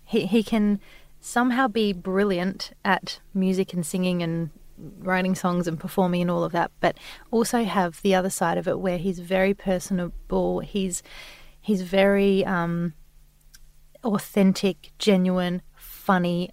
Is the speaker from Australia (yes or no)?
yes; Adelaide, South Australia, Australia; now in Sydney, Australia; We're both from Adelaide, so our parents were there.